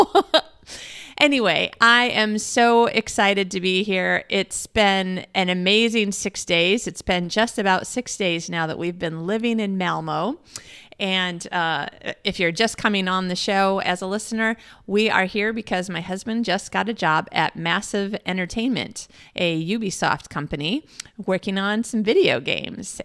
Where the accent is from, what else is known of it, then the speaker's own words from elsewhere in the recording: Midwest, United States; moved away as an adult; now in Australia; I'm American and I'm a Midwesterner from America